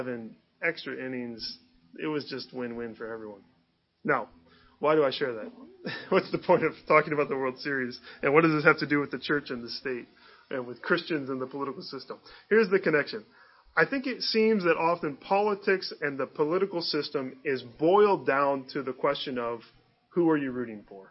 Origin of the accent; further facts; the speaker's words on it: Northeast Ohio, United States; moved away as an adult; also born or lived in Chicago; I grew up in Northeast Ohio